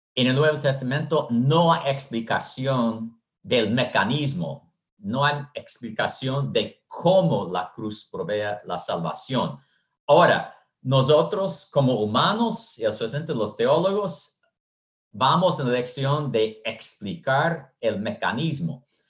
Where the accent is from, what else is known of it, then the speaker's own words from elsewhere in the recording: United States; moved away as an adult; also born or lived in Honduras; soy de los Estados Unidos